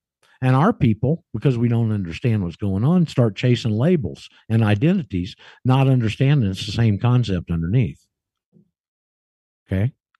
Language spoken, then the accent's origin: English; Alaska, United States; And our overseas assignment was Alaska. It was considered overseas, and I grew up and went to high school in Alaska.